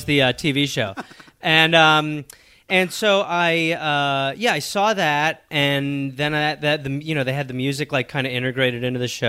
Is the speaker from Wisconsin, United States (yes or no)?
yes; Wisconsin, United States; I was born in Wisconsin. My parents, by English parents.